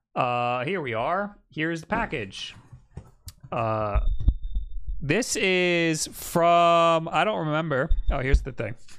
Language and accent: English; Long Island, New York, United States; accent: Long Island; now in New York City, United States; when I'm around other Long Island people, my accent gets way